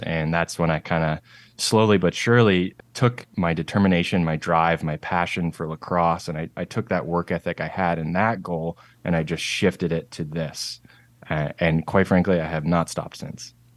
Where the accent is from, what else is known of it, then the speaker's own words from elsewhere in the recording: Nanaimo, British Columbia, Canada; moved away as an adult; also born or lived in Charlotte, North Carolina; now in Seattle, United States; I am from a town called Nanaimo, and that is on Vancouver Island in British Columbia, Canada. It's, like, pretty much as far west as you can go in Canada. So born and raised in the Northwest